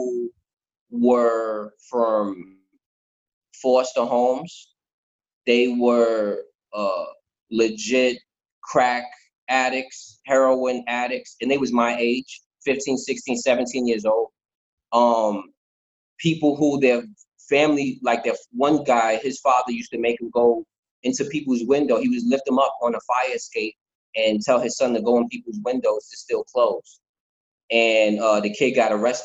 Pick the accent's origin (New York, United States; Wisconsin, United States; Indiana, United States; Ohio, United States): New York, United States; New York City; born and raised in the Bronx